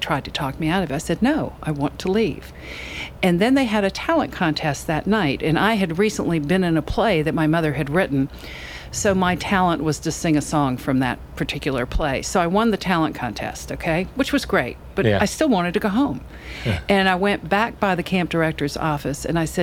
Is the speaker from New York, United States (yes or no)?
no; Charleston, South Carolina, United States; also born or lived in California / Kabul, Afghanistan; Having grown up here, growing up on Lower Queen Street